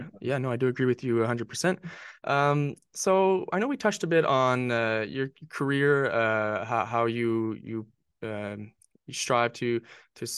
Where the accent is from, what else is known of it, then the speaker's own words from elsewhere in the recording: Northern New Brunswick, Canada; I played as every Canadian kid, Northern New Brunswick Canadian kid. I played hockey growing up